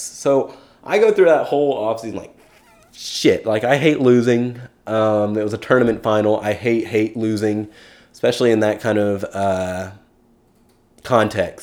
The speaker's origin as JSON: {"language": "English", "town": "Keller", "region": "Texas", "country": "United States", "tie": "born or raised there", "said": "I'm originally from Keller, Texas."}